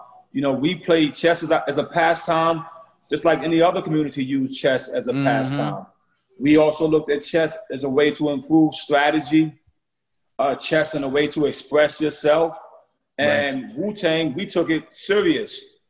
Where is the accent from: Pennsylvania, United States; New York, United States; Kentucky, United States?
New York, United States; When I was growing up in New York